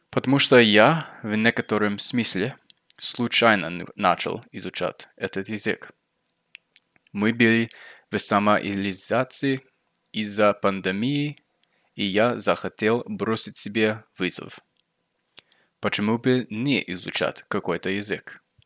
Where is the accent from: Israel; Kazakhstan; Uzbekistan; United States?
United States; accent: American; Russian is a second language; мой акцент американский, и поэтому вот я американец